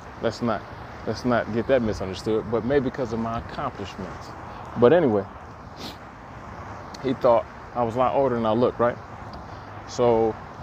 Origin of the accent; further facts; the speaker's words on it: Detroit, Michigan, United States; I'm from Detroit, and the neighborhood I grew up